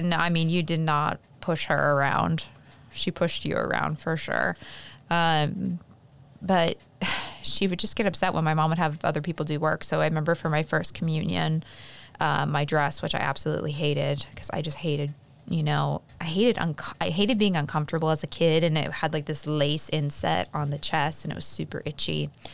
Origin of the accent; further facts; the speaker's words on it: Pennsylvania, United States; moved away; in my hometown, there are actually factories that made different things.